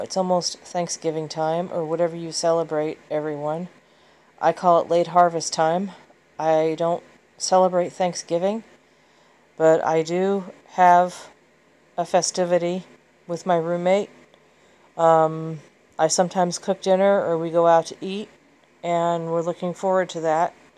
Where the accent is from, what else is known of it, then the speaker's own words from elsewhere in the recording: Southern California, United States; also born or lived in Kansas City / upstate New York; I was born in Kansas City, and I grew up here in, in Southern California